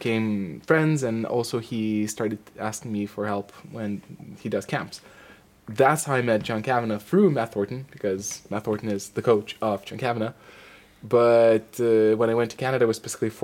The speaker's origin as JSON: {"language": "English", "country": "Lithuania", "also_born_or_lived": "Portland", "moved": "as an adult", "lives_now": "Dublin, Ireland", "said": "Then I went back for a couple of months to Lithuania, my home country"}